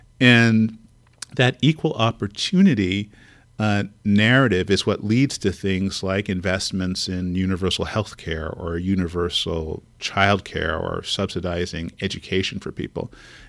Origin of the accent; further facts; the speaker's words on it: California, United States; When I go to the East Coast, I tell people that I'm from the future. I'm from California.